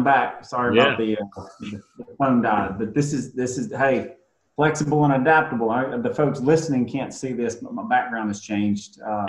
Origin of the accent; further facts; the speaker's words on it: Jackson, Mississippi, United States; we're moving from Jackson, Mississippi. I'm, like I said earlier, I'm a fourth generation Mississippi, born and raised.